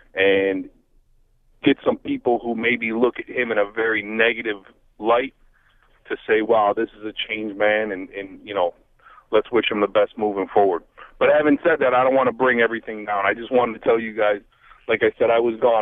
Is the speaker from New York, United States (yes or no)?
yes; Buffalo, New York, United States; I'm from Buffalo